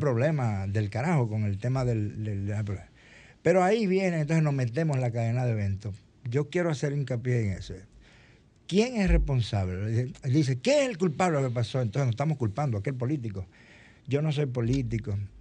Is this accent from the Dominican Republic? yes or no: yes; Dominican Republic; somos los dominicanos